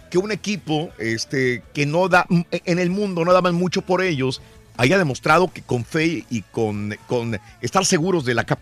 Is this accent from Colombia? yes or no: no; Acapulco, Guerrero, Mexico; accent: costeño; Sí, sí, ah, soy mexicano de Acapulco.